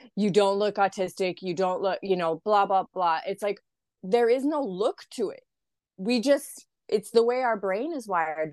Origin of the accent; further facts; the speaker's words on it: Idaho, United States; moved away as an adult; now in Australia; I'm from Idaho originally. So it's, like, very rural, very conservative.